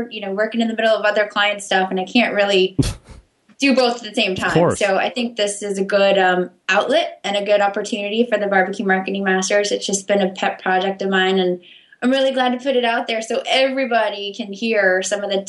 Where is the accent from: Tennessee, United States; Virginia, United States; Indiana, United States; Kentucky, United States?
Tennessee, United States; Memphis; moved away; also born or lived in Missouri / Washington, D.C.; I grew up in Memphis, Tennessee, actually